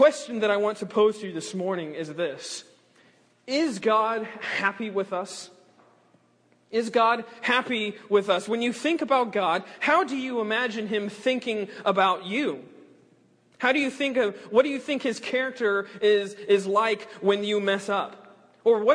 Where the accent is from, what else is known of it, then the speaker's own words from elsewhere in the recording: South Carolina, United States; now in West Palm Beach, United States; I'm originally from South Carolina. My dad's a pastor up in Greenville, South Carolina. He's been there for about almost 30 years now